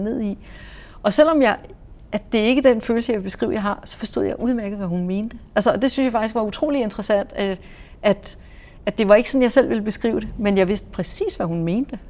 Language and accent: Danish; Denmark; also born or lived in Saudi Arabia